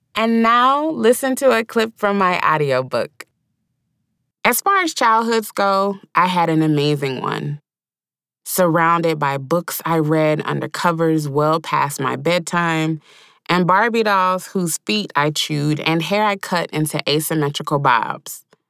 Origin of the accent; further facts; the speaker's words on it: the South, United States; accent: drawl; I was born and raised in the South.